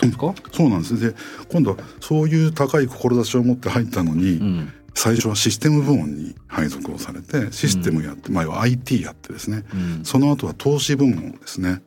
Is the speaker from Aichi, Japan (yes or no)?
yes; Aichi, Japan; moved away as an adult; also born or lived in Kyoto; 僕は愛知県の出身なんですけども